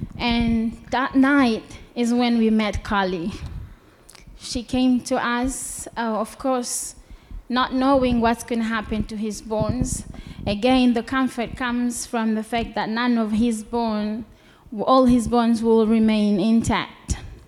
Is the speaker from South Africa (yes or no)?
yes; Cape Town, Western Cape, South Africa; now in United States; And we come from Cape Town. Cape Town is beautiful. And we come from a decent place